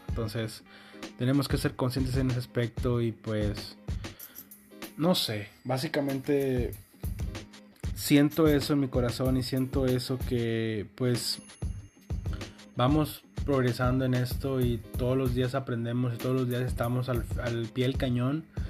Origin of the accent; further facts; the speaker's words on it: Mexico; aquí en México